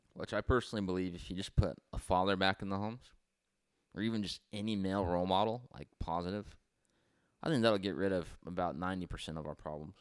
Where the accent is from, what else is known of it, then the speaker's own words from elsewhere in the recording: Santa Maria, California, United States; we grew up here in Santa Maria